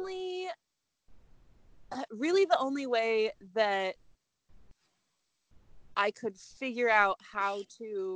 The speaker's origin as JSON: {"language": "English", "region": "Indiana", "country": "United States", "tie": "born or raised there", "lives_now": "Indianapolis, United States", "said": "I am from Indiana, a much smaller town. So I've been here pretty much my whole life."}